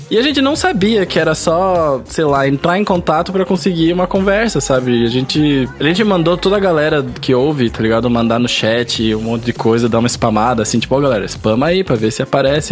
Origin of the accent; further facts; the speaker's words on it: Curitiba, Paraná, Brazil; Porque a gente é de Curitiba